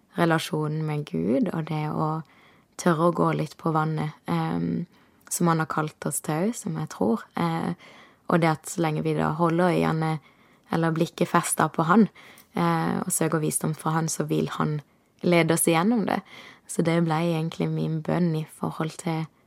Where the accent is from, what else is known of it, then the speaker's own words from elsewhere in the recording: Kristiansand, Agder, Norway; moved away as an adult; hadde jeg nesten ikke vært hjemme i Kristiansand